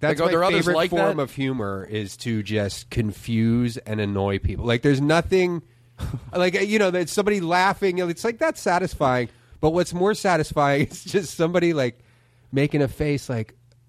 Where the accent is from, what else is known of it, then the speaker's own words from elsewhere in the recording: Philadelphia, Pennsylvania, United States; Tacony, Mayfair.